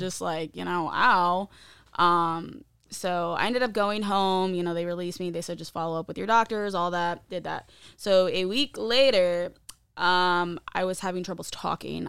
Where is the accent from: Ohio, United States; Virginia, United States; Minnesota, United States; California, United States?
Ohio, United States; Findlay; also born or lived in East Stroudsburg, Pennsylvania / Mount Pocono, Pennsylvania; I was born and raised in Findlay, Ohio.